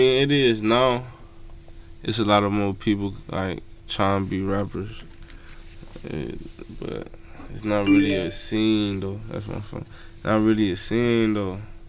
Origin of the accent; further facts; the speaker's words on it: Cleveland, Ohio, United States; Yeah, I'm from Cleveland.